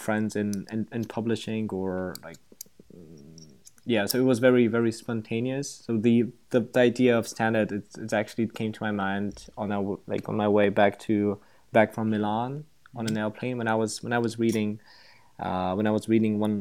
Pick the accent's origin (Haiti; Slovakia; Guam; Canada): Slovakia; now in Prague, Czech Republic; I'm from Slovakia, a little country in Central Europe. I'm currently living in Prague